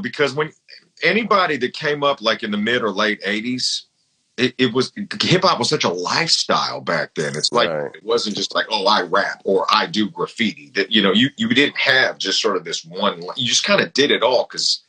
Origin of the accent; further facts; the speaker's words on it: the Bay Area, California, United States; growing up in the Bay